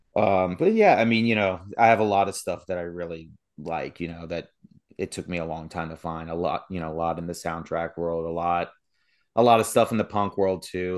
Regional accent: Sterling, Virginia, United States; moved away as an adult; also born or lived in Berryville, Virginia; now in West Virginia, United States; I grew up in Sterling, Virginia

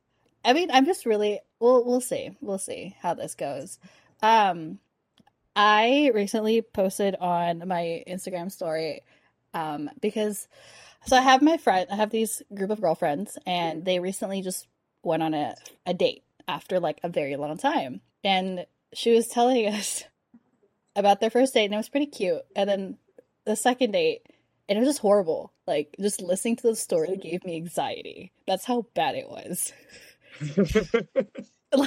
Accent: the Bay Area, California, United States; now in Orange County, United States; I am originally from the Bay, as you can see.

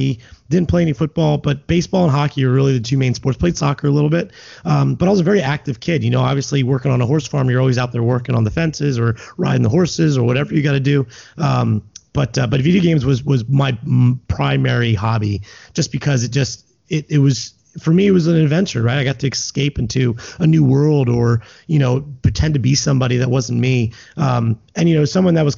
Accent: Lancaster, Pennsylvania, United States; now in Philadelphia, United States; I grew up in Lancaster and now I live here in Philadelphia.

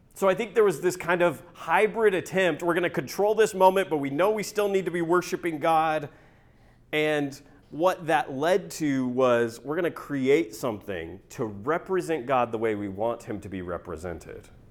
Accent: Northeast Kansas, United States; moved away as an adult; now in Norman, United States; I grew up in Northeast Kansas

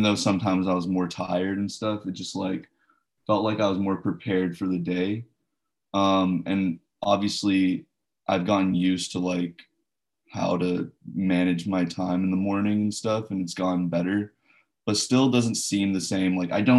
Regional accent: Hong Kong; also born or lived in India; Yeah, I grew up in Hong Kong and India for a little bit. So I'm used to those tropical climates where it's, like, humid and hot

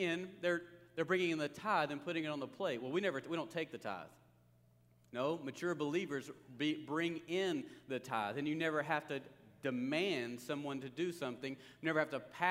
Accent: Longview, Texas, United States; I grew up near Longview

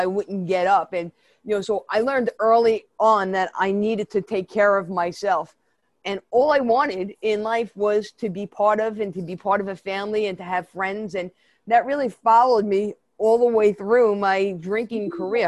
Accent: New York City, New York, United States; accent: Brooklyn; I grew up in Brooklyn, if you can't tell my New York accent, it's really a Brooklyn accent

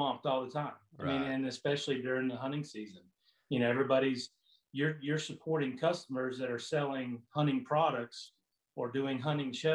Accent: Florida, United States; moved away as an adult; I'm originally from Florida. I lived in Florida all my life for 40 plus years

